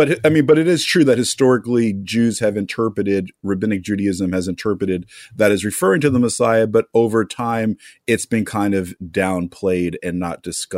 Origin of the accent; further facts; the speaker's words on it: New Jersey, United States; also born or lived in New York; I'm actually from the Holy Land, New York, New Jersey. That's where I grew up. More Jews than in Jerusalem.